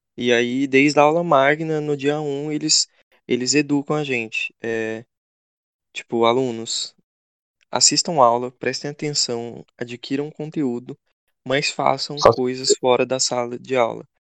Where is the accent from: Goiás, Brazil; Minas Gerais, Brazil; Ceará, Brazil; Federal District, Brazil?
Goiás, Brazil; interior of; moved away as an adult; now in Sorocaba, Brazil; eu sou do interior de Goiás